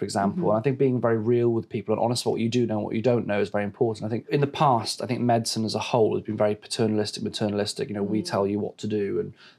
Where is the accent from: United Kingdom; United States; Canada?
United Kingdom; West Wales; now in London, United Kingdom; I was born in West Wales and very fortunate to live in the countryside. And I spent my childhood running around fields and tree houses